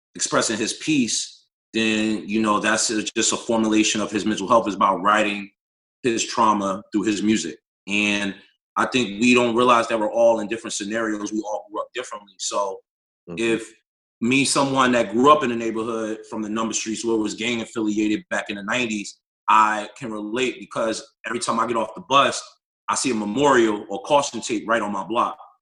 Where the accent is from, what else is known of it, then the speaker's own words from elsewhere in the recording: North New Jersey, United States; I'm born and raised in North New Jersey.